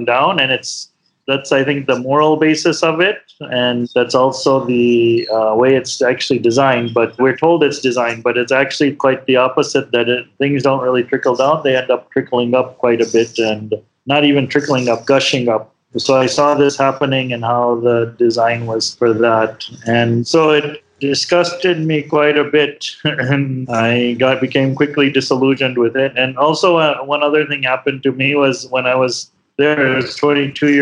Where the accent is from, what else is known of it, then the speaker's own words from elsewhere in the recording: Chicago, Illinois, United States; also born or lived in India; I grew up in Chicago, in suburbs of Chicago